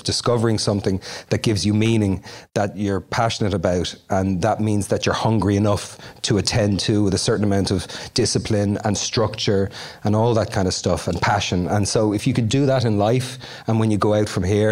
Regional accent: Dublin, Leinster, Ireland; moved away; I was born in the Coombe Hospital in the Liberties in Dublin

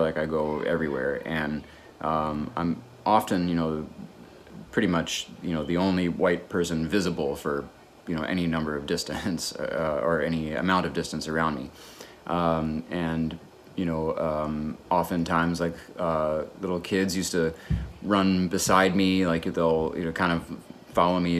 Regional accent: Chicago, Illinois, United States; moved away; where I grew up in Chicago

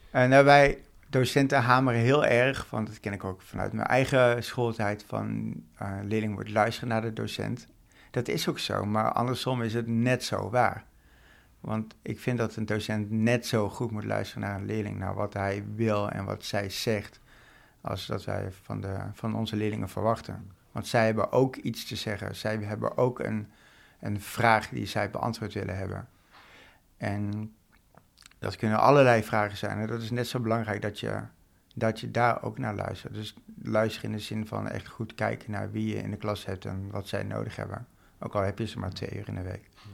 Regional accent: North Brabant, Netherlands; moved away as an adult; now in Amsterdam, Netherlands; ik ben geboren en opgegroeid in Brabant. En ik ben een jaartje of acht, denk ik, in Amsterdam gaan wonen.

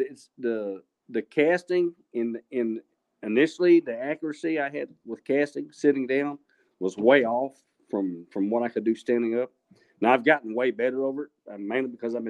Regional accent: Abilene, Texas, United States; now in Killeen, United States; I grew up in the Abilene area

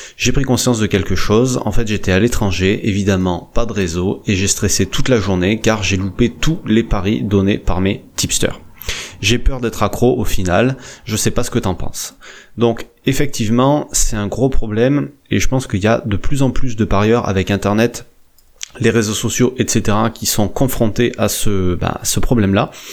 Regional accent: France; chez nous en France

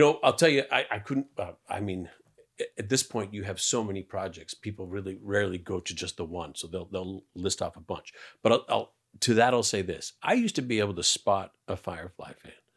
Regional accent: Canada; I'm Canadian

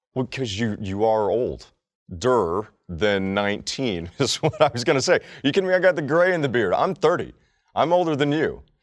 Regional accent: Texas, United States; I'm Texan

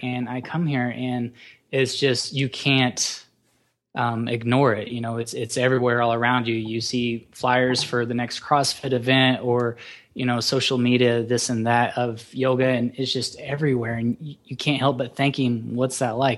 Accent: Oklahoma, United States; also born or lived in Colorado; I grew up, I'm from Oklahoma

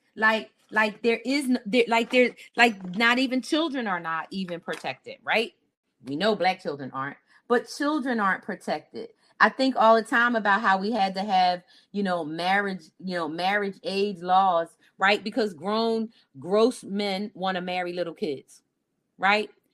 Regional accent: Philadelphia, Pennsylvania, United States; I grew up in Philly

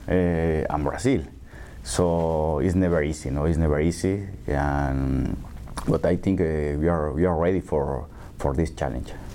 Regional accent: Mexico City, Mexico; English is a second language; I grew up in Coyoacán, and most of my time I spent in, in the center of, of Coyoacan

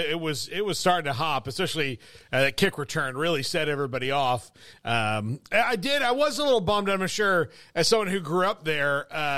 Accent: Florida, United States; I grew up in Florida too

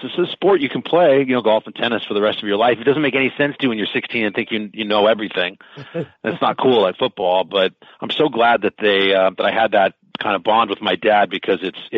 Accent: Southern California, United States; I'm from Southern California

